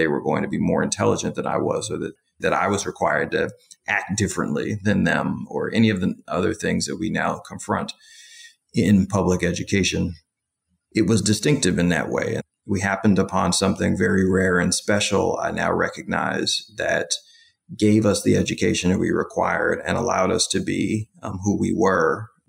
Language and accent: English; New York City, New York, United States; moved away as an adult; now in Washington, D.C., United States; I'm the president of the Alliance for Justice, originally a native of East Harlem. I now live in Washington, D.C.